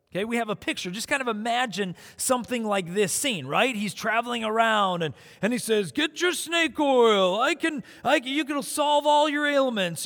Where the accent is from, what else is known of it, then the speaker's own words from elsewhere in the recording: South Dakota, United States; So when I was in elementary school, I grew up in South Dakota.